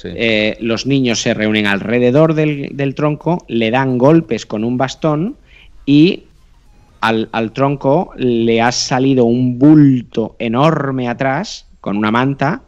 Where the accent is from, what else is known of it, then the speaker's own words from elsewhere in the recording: Catalonia, Spain; yo como catalán